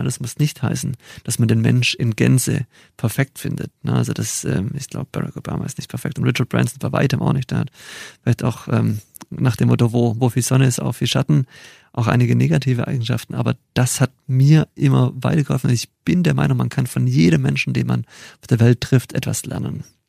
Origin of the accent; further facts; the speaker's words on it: near Stuttgart, Baden-Württemberg, Germany; also born or lived in Chile / Mexico; Ich komme aus der Nähe von Stuttgart